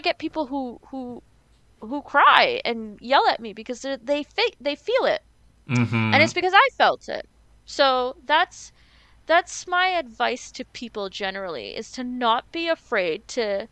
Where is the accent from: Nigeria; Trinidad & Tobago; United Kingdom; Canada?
Trinidad & Tobago; it feels like I'm Trinidadian